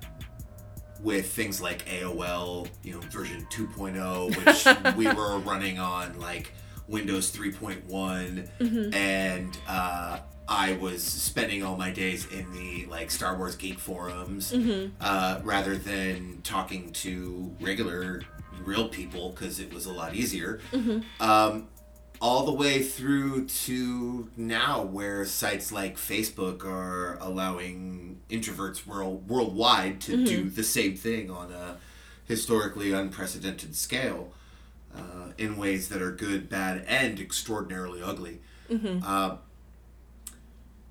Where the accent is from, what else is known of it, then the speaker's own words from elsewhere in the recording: Fremont, California, United States; also born or lived in San Francisco / Redwood City / San Jose; I have lived in the Bay Area my entire life